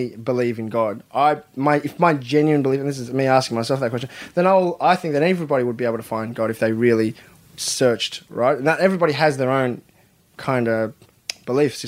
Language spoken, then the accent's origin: English; Australia